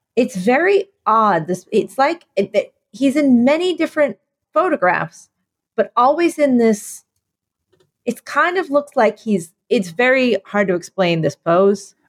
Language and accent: English; Philadelphia, Pennsylvania, United States; now in New York, United States; I'm from Philadelphia.